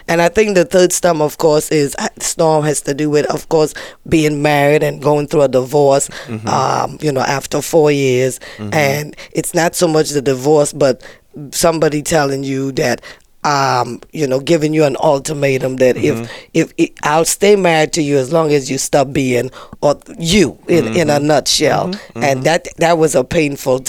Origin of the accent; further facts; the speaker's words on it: Trinidad & Tobago; I was born in Trinidad